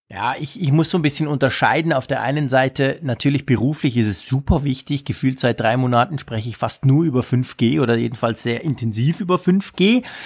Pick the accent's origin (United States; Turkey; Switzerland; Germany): Switzerland; bei uns in der Schweiz